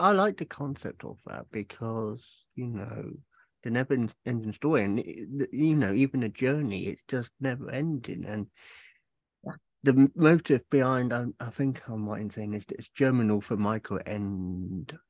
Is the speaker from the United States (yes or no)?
no; England, United Kingdom; moved away; I'm originally from England